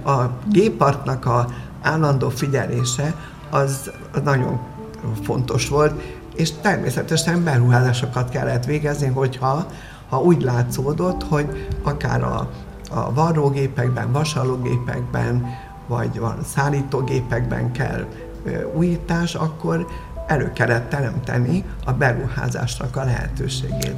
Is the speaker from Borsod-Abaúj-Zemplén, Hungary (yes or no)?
yes; Miskolc, Borsod-Abaúj-Zemplén, Hungary; also born or lived in Lillafüred; Én Lilafüreden születtem, Miskolcon, eh, töltöttem a gyönyörű ifjúságomat, a gimnáziumomat